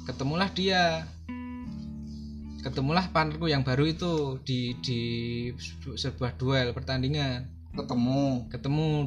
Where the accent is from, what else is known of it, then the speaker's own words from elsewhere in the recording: Yogyakarta, Special Region of Yogyakarta, Indonesia; dia orang orang Jakarta sedangkan aku orang Jogja